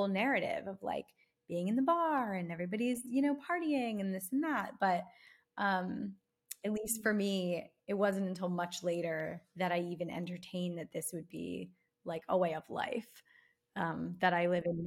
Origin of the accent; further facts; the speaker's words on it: Philadelphia, Pennsylvania, United States; moved away as an adult; now in Los Angeles, United States; I'm from South Philly and I went to Temple University.